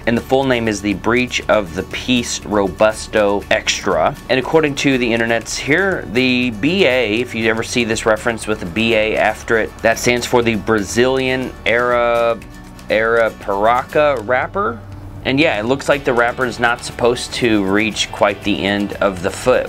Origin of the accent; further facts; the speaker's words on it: Texas, United States; I'm from Texas too